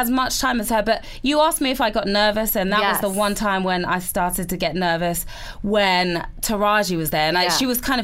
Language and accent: English; England, United Kingdom; moved away; I'm English.